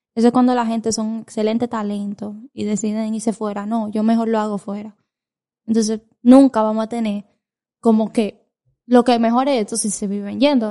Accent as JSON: {"language": "Spanish", "country": "Dominican Republic", "said": "yo soy dominicana"}